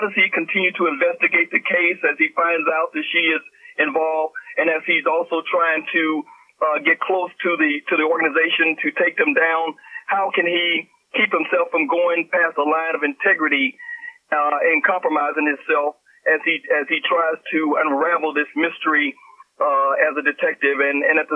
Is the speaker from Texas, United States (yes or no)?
no; Louisiana, United States; when I grew up in Louisiana as a young lad